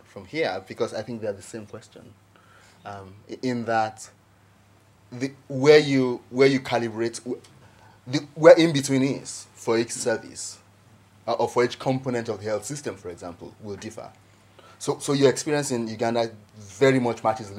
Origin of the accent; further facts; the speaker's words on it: Nigeria; as a Nigerian